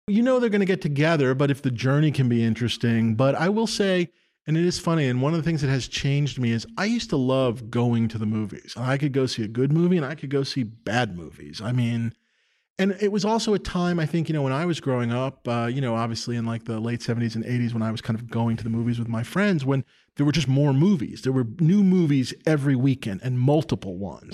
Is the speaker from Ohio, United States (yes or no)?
no; New York City, New York, United States; I grew up in New York City. I grew up on, uh, the Upper West Side, seventieth and West End